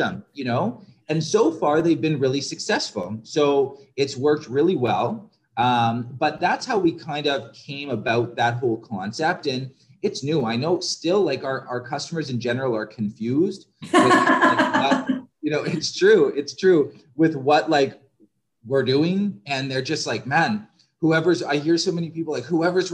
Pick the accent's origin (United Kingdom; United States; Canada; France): Canada; Southern Ontario; moved away; I grew up in Southern Ontario